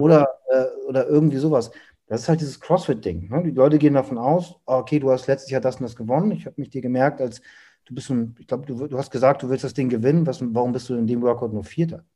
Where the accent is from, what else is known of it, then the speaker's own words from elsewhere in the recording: Hamburg, Germany; ich komme aus Hamburg